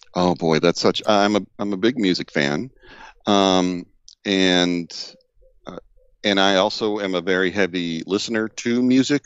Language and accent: English; Deep South, United States; I grew up in the Deep South